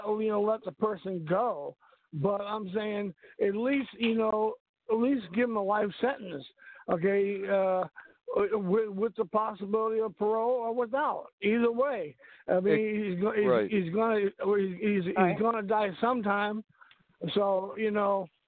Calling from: Texas, United States; Well, no, I was gonna say I'm from the South myself. I'm in the Bible Belt area. I'm calling from Texas.

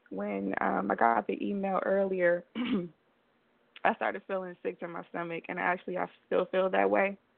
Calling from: Belize; I am calling from Belize right now.

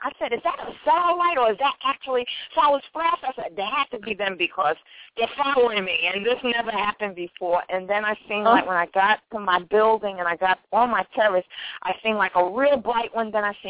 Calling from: New York, United States; I'm calling from New York.

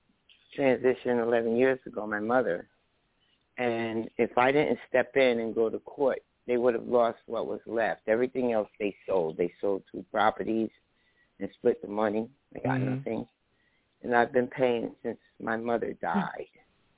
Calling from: New Jersey, United States; I'm calling from New Jersey.

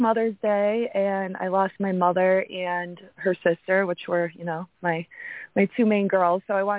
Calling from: Massachusetts, United States; I'm calling from Massachusetts.

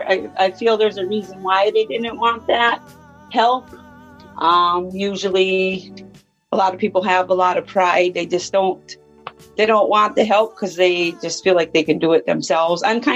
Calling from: Minnesota, United States

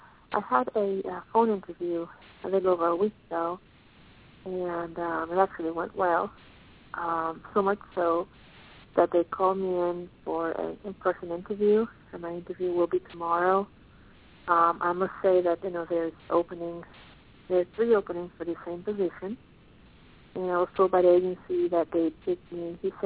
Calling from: Pennsylvania, United States; I'm calling from Pennsylvania.

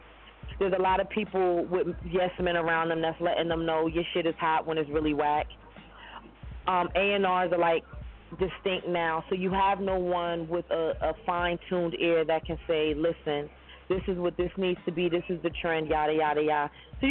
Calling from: Brooklyn, New York, United States; Calling from Brooklyn, New York.

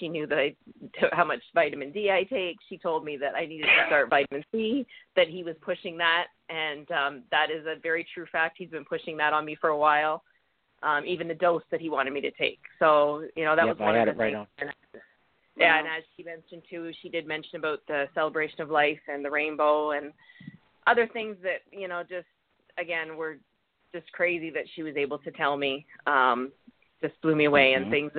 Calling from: Canada; from Canada.

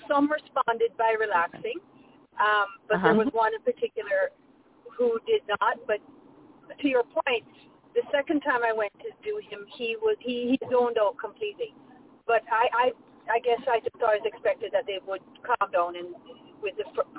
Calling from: Ontario, Canada; I'm calling from Ontario in Canada.

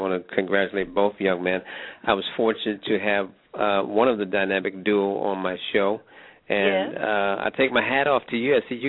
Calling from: Germany; I'm calling from Germany.

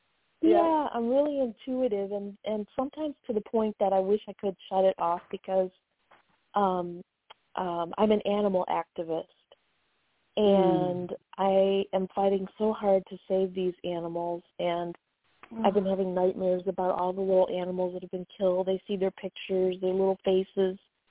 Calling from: Chicago, Illinois, United States; I'm calling from Chicago.

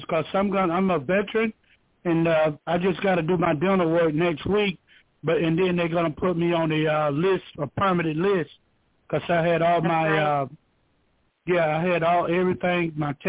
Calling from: Georgia, United States; I'm calling from Georgia.

